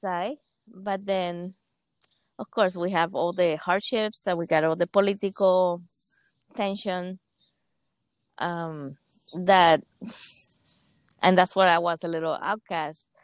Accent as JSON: {"language": "English", "country": "Cuba", "tie": "born or raised there", "second_language": "English", "moved": "as an adult", "lives_now": "United States", "said": "So I'm from Cuba. I actually grew up in Cuba since I was all the way up to 18"}